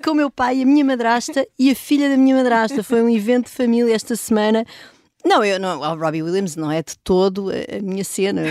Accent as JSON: {"language": "Portuguese", "town": "Vimeiro", "region": "Centro", "country": "Portugal", "tie": "born or raised there", "also_born_or_lived": "Lisbon", "said": "eu nasci em Lisboa e uhum. depois, quando tinha mais ou menos dois anos, fui ver para casa dos meus avós, numa aldeia ao pé da Benedita, numa aldeia que é o Vimeiro"}